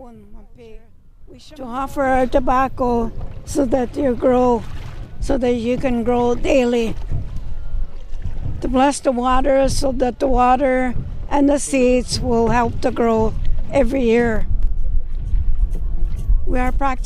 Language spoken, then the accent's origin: English; Wikwemikong, Ontario, Canada; moved away; I was formerly born and raised in Wukumakong.